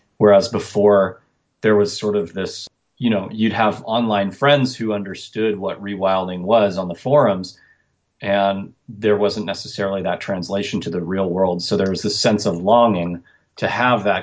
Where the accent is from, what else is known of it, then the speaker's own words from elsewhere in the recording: Portland, Oregon, United States; born and raised in Portland, Oregon